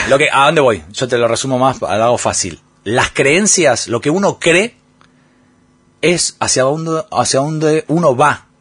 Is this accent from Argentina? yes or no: yes; Argentina; moved away as an adult; los argentinos nos quejamos